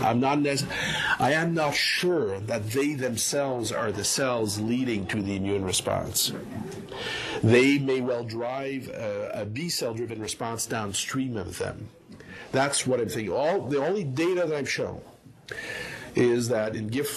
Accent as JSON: {"language": "English", "country": "Canada", "also_born_or_lived": "Montreal, Canada", "moved": "as an adult", "lives_now": "Atlanta, United States", "said": "as a Canadian"}